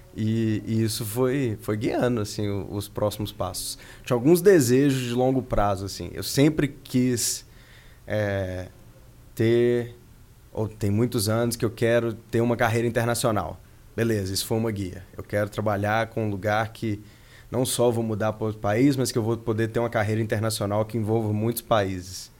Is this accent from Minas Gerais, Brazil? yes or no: yes; Belo Horizonte, Minas Gerais, Brazil; moved away as an adult; also born or lived in Silicon Valley, California, United States; Eu sou de Belo Horizonte originalmente, minha vida em BH era muito boa